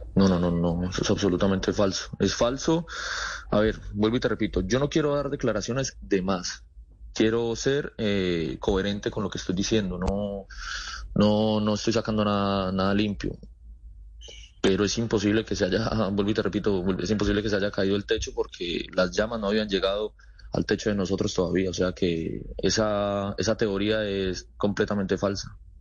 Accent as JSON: {"language": "Spanish", "country": "Colombia", "moved": "yes", "lives_now": "Murcia, Spain", "said": "todos somos latinos, colombianos"}